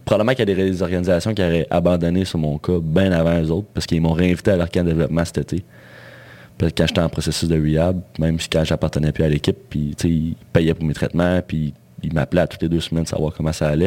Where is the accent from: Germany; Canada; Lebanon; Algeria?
Canada; Val-d'Or, Quebec; je venais val d'Or